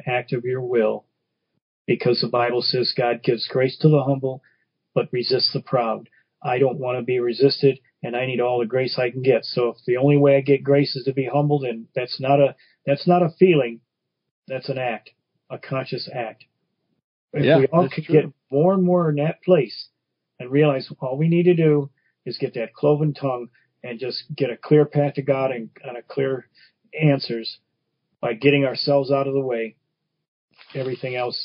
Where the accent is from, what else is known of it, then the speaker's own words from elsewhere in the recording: Detroit, Michigan, United States; growing up in Brightmoor section of Detroit